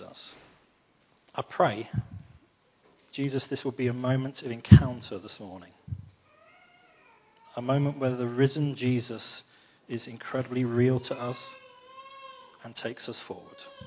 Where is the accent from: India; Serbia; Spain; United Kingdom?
United Kingdom; London; I'm from London